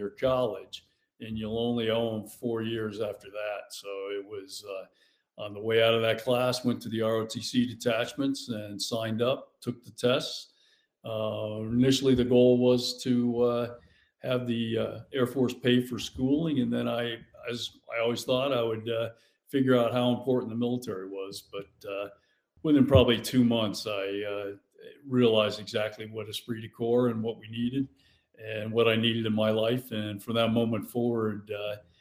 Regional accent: Hollywood, Florida, United States; I grew up in South Florida, Hollywood, Florida

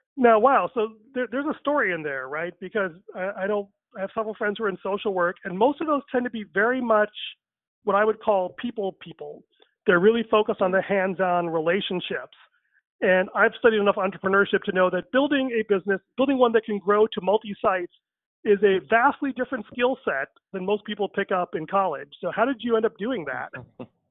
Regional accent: Chicago, Illinois, United States; I was born in Chicago uh, three months after my parents arrived from India. And then because of that, I grew up bicultural

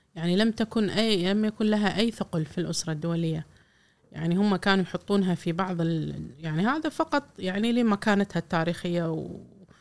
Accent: Kuwait; إحنا ككويتيين

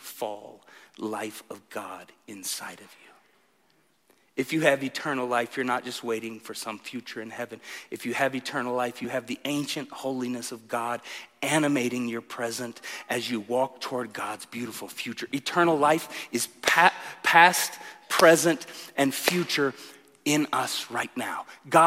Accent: Tulsa, Oklahoma, United States; I grew up in Tulsa, Oklahoma

